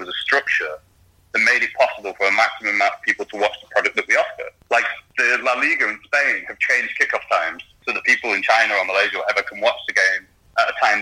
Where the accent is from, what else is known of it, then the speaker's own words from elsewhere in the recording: Rochdale, North West England, United Kingdom; I'm from Rochdale.